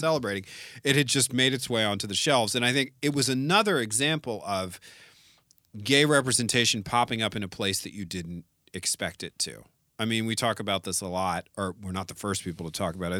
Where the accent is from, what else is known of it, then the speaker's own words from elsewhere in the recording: San Francisco, California, United States; I grew up in the Castro District